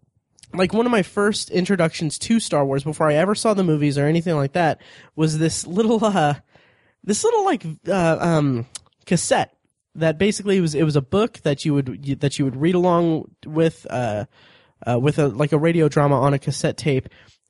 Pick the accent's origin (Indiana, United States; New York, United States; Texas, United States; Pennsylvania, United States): Indiana, United States; Indianapolis; born there; also born or lived in Florida / Ohio; I was born in Indianapolis, then we moved to Florida, then we moved to Ohio, then we moved back to Indianapolis.